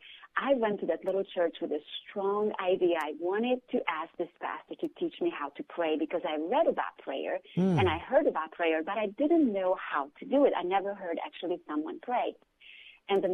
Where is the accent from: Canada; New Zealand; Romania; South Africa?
Romania; moved away; I grew up during communism in Romania